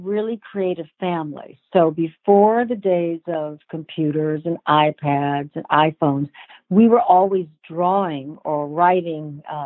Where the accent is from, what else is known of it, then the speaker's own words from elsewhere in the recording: Los Angeles, California, United States; also born or lived in Columbus, Ohio; we grew up in Los Angeles. I was born in Columbus, Ohio. We moved here when I was 5